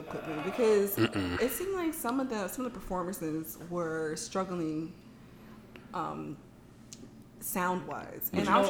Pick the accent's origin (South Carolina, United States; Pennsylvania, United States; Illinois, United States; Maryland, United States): Maryland, United States; Baltimore; moved away; I'm from the Baltimore area, y'all might know, and I grew up around club music.